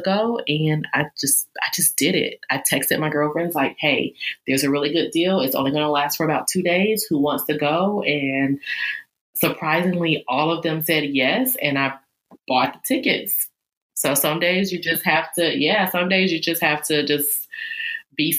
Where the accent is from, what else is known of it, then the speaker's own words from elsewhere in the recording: Charlotte, North Carolina, United States; I am in Charlotte, North Carolina, and I'm actually from Charlotte, North Carolina.